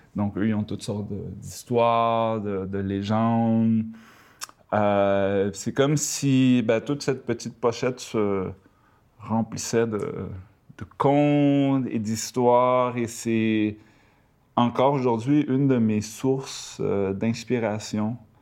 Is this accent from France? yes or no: no; Quebec, Canada; also born or lived in Panama; now in Montreal, Canada; je viens du Panama, j'ai également grandi euh, au Québec